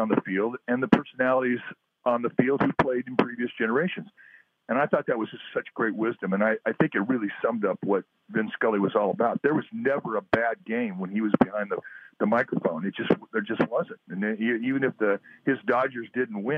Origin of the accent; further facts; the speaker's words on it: Southern California, United States; when I was a kid growing up in Southern California